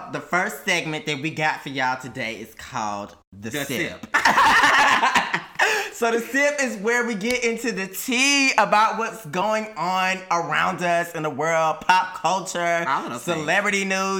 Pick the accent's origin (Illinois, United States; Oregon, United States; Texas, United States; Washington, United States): Texas, United States; Houston; moved away as an adult; also born or lived in Indiana; I'm from Houston, Texas. I was born and raised there.